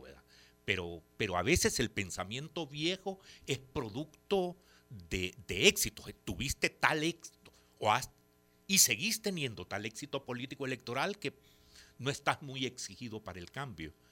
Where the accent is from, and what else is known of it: El Salvador